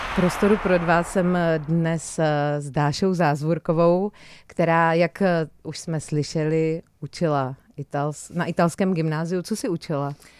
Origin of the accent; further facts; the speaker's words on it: Brno, South Moravian Region, Czechia; jsem z Brna